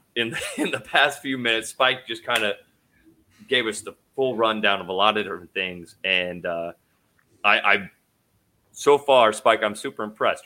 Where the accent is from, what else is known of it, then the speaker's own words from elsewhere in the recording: Idaho, United States; I'm from Idaho